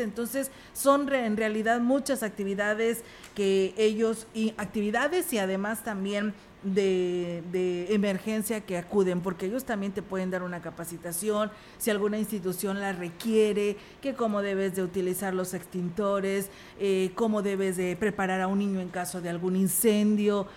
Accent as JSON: {"language": "Spanish", "country": "Mexico", "said": "como mexicanos que somos"}